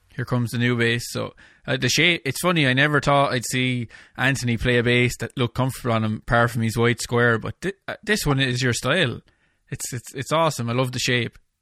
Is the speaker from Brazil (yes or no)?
no; Ireland; my hometown here in Ireland